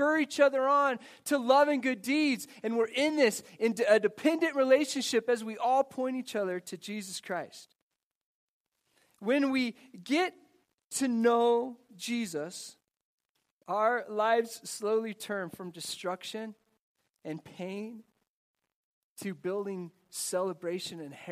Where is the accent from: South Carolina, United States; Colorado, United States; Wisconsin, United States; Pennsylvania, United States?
Colorado, United States; Ordway; growing up in Ordway, Colorado